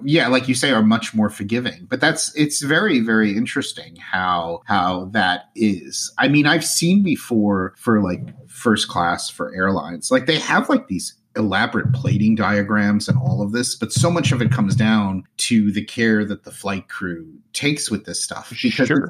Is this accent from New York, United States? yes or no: no; New Jersey, United States; moved away; I'm originally from New Jersey.